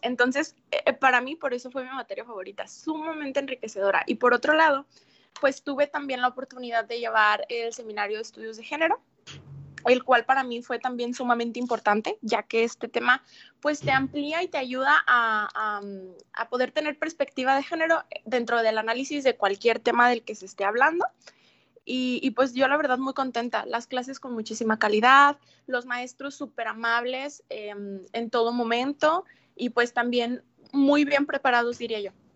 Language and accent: Spanish; Mexico; now in Ciudad Juárez, Mexico; como mexicana